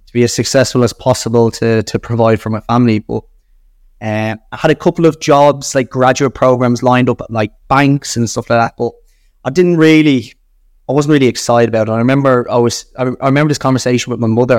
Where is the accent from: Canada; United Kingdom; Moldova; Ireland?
Ireland; accent: Irish; being Irish and my Irish accent